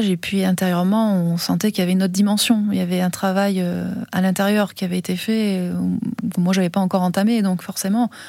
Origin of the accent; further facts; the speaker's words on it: France; accent: French; on n'arrive pas comme ça, française, avec sa caméra.